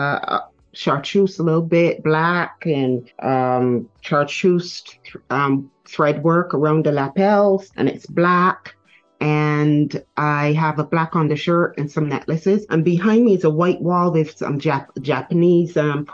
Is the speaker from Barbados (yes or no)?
yes; Barbados; born in Barbados.